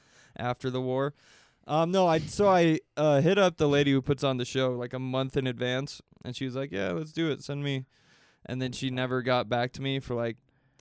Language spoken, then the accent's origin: English; Boise, Idaho, United States; I'm from Boise